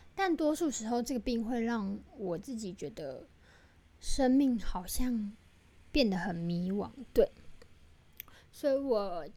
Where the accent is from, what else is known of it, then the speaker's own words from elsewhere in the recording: Taiwan; 身为台湾人